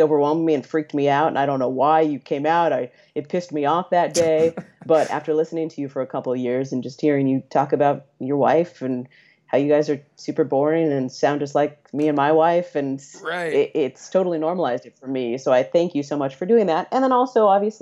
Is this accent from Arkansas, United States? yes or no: no; Central Valley, California, United States; now in San Francisco, United States; I'm from the Central Valley in California, which is a pretty conservative and pretty religious area of the state